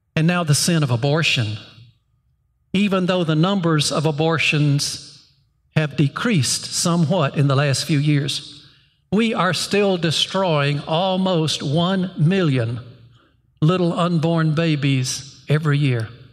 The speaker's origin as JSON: {"language": "English", "country": "United States", "said": "as American Christians"}